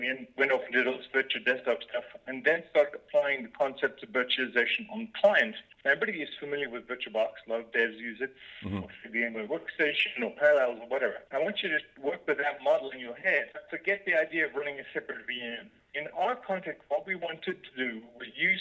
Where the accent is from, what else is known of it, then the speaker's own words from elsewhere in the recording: South Africa; moved away as an adult; also born or lived in Cambridge, United Kingdom; I grew up in South Africa